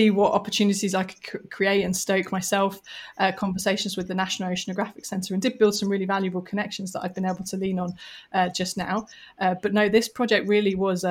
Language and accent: English; London, United Kingdom; So I grew up in London, had pretty normal family life.